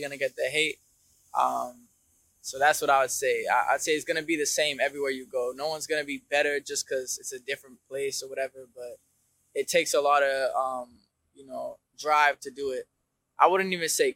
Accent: Dubai, United Arab Emirates; moved away as an adult; also born or lived in Detroit, Michigan (mother's origin); now in Melbourne, Australia; I've been living here in Australia for 3 years now. So I was born in Dubai, but originally my mom's from Michigan, Detroit

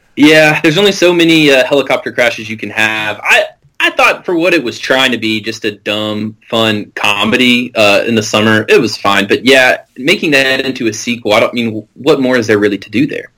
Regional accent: Middle Tennessee, United States; I was born in Tennessee, I'm going to live in Tennessee, and I'm going to die in Tennessee

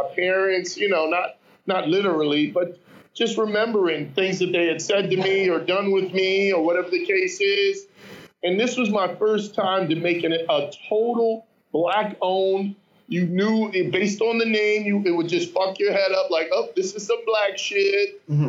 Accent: New York City, New York, United States; I'm coming from Harlem, and the only thing I got in common with these guys is that we can CrossFit.

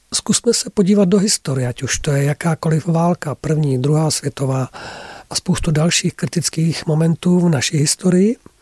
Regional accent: Czechia; first language Czech; tady máme mateřský jazyk, český jazyk, máme tady také naši historii

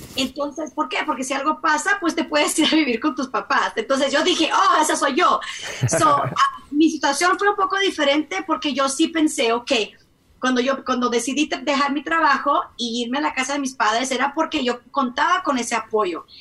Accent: Mexico; yo soy mexicana, mexicana, mexicana

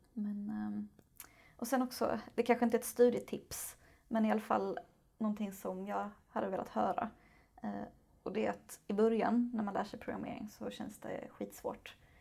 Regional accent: Lund, Skåne, Sweden; also born or lived in Malmö; jag är född och uppvuxen i Lund

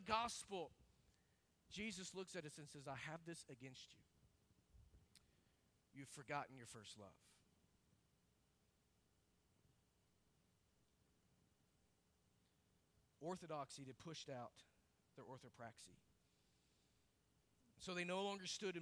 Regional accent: Arkansas, United States; I grew up in Arkansas around a whole lot of hogs and chickens.

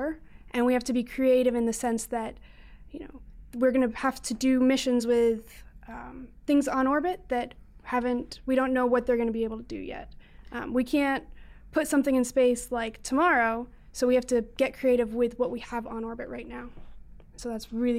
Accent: Colorado Springs, Colorado, United States; I am from Colorado Springs, Colorado, so going to be going home here pretty soon

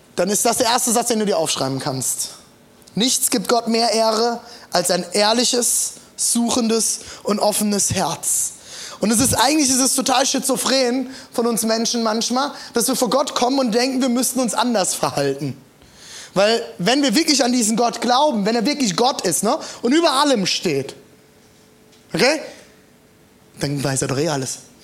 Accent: Germany; für uns Deutsche, die im Humanismus aufgewachsen sind

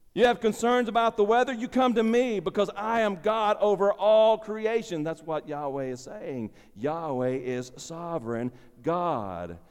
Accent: United States; my citizenship as an American

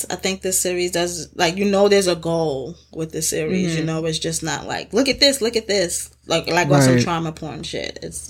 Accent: New York City, New York, United States; I'm such a New Yorker

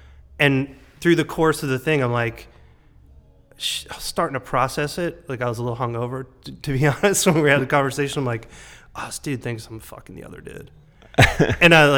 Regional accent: outside of Boston, Massachusetts, United States; moved away as an adult; now in New York City, United States; I'm from outside of, I mean, I'll just say outside of Boston to be generic.

